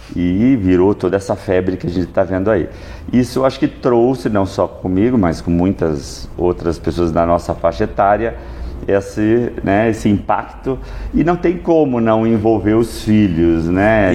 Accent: Sorocaba, São Paulo, Brazil; eu sou de Sorocaba.

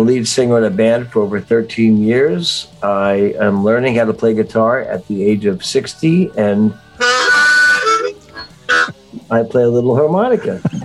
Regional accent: Miami Beach, Florida, United States; also born or lived in Livingston, New Jersey, United States; I then moved to Miami Beach, Florida

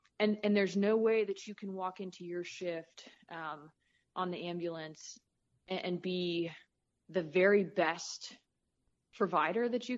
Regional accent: Southern California, United States; moved away as an adult; also born or lived in Midwest; the music that I grew up listening to in Southern California in the 80s

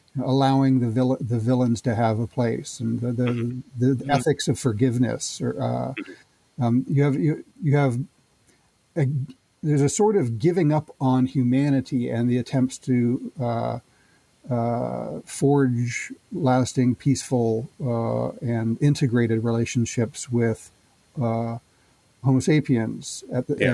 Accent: Canada; as a Canadian uh, growing up in the 80s

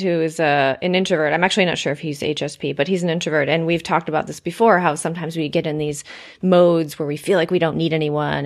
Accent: United States; I've been so ingrained as an American

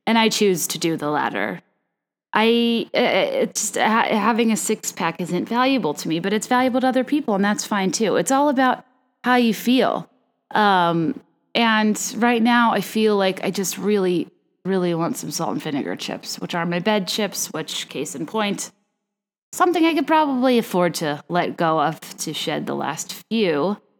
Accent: Virginia, United States; I'm basing my perfect recipes off of things I grew up eating in Virginia

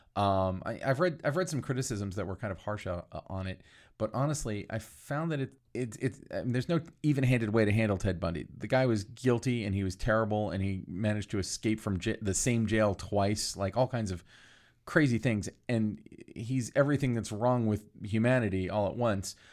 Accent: Florida, United States; I grew up in Florida

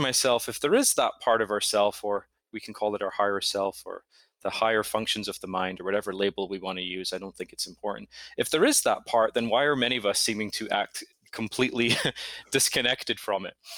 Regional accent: Scotland, United Kingdom; moved away as an adult; also born or lived in United States; now in New York, United States; I'm originally from Scotland. Grew up there, moved to the States in my, at the end of my twenties

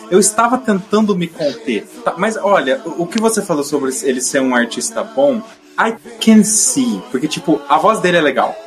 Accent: Brazil

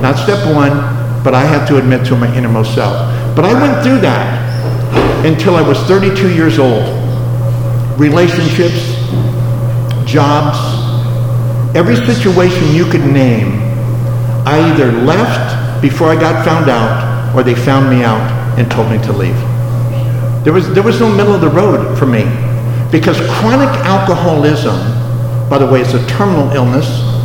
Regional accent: Los Angeles, California, United States; moved away as an adult; also born or lived in Las Vegas; I grew up in Los Angeles in downtown LA, right where the original Angels flight was, over on 3rd and Hill

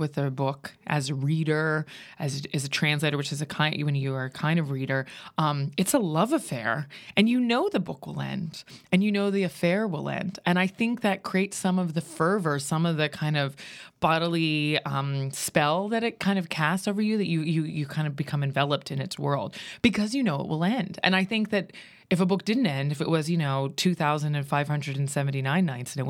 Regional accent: Pennsylvania, United States; And I grew up in Western Pennsylvania. And so there was no art really happening in the little, you know, Rust Belt dying town where I was born.

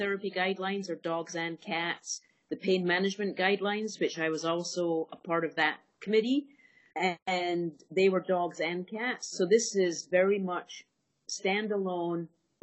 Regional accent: Scotland, United Kingdom; moved away as an adult; also born or lived in Bristol; I grew up in Scotland and went to Glasgow University to do my veterinary degree

